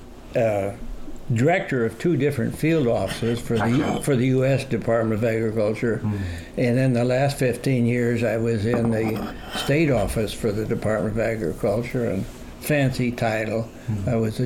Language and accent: English; Oregon, United States; also born or lived in Montana; We grew up here, and of course I lived here since, the folks would come out in 42, and then we moved out in 44 from Montana. Yeah. So we've been around here a long time.